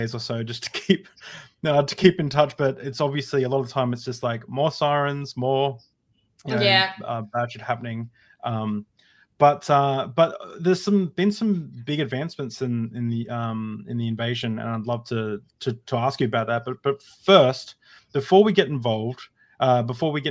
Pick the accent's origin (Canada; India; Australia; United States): Australia; I'm Australian